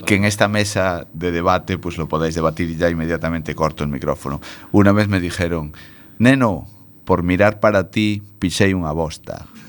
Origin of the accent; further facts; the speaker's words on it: Spain; somos muy, muy españoles